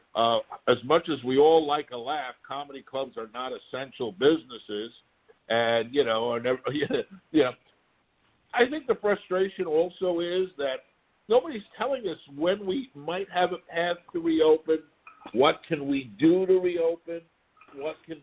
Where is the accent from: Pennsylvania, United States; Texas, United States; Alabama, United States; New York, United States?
New York, United States; my hometown of New York